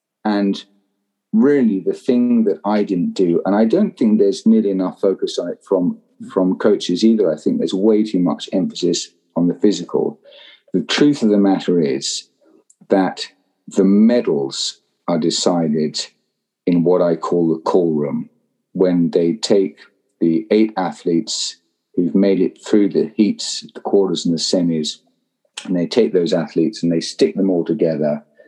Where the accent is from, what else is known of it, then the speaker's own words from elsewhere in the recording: London, United Kingdom; accent: Southeast London; I turned up to Eton when I was 13, and with my Southeast London accent, which let's say did not go down at all well with the poshies.